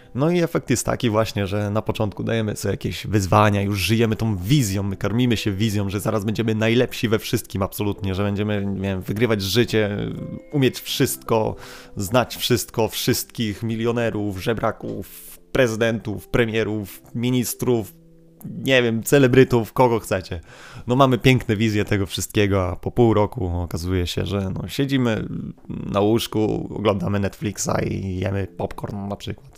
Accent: Kashubia, Poland; my Kaszubi z naszym jo

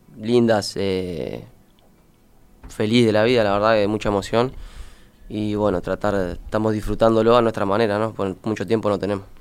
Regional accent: Florida, Uruguay; also born or lived in Maldonado, Uruguay / North America; soy criado acá, me crié en Florida, estuve de los dos hasta los 12 años y después me fui a Maldonado

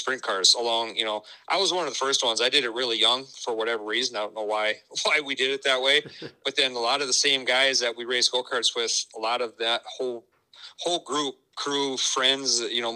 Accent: Sioux Falls, South Dakota, United States; I was born and raised in Sioux Falls

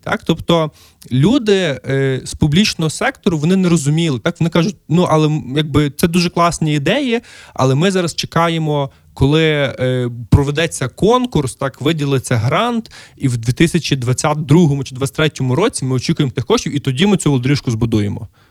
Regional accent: Lviv, Lviv Oblast, Ukraine; мій рідний Львів

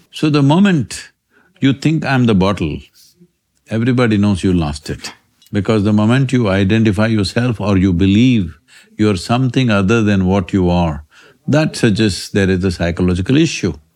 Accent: India; I'm Indian

